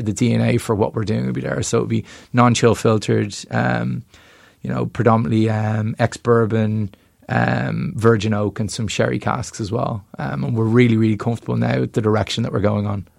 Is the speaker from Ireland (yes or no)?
yes; Ireland; we're from Ireland